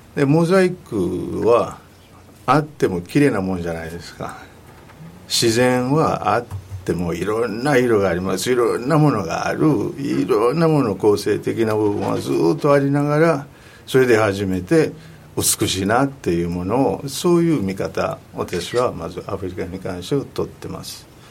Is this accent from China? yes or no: no; Kinshasa, DR Congo; Japanese is a second language; moved away; also born or lived in Katanga; 南で生まれた、えー、カタンガという地域なんですけども育ったのはキンシャサともあとあの西の方